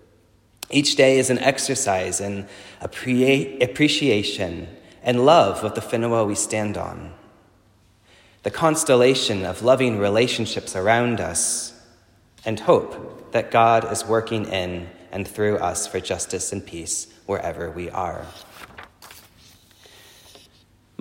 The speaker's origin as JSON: {"language": "English", "region": "Texas", "country": "United States", "accent": "Texas", "moved": "yes", "lives_now": "New Zealand", "said": "my Texas accent"}